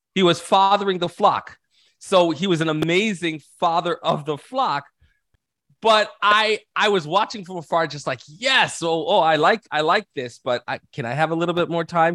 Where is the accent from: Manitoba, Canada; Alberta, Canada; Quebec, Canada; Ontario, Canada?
Ontario, Canada; Toronto; I was born and raised in Canada, so I'm Canadian, um, in Toronto specifically